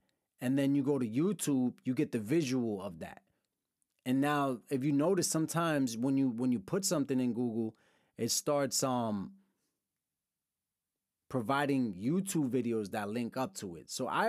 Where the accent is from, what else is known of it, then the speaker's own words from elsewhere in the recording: Brooklyn, New York, United States; also born or lived in Lawrence, Massachusetts / Pennsylvania / Dominican Republic; I'm from Brooklyn. I've lived in multiple cities, moved around my whole life. Lawrence, Mass., Brooklyn, New York, upstate New York, Pennsylvania, Dominican Republic.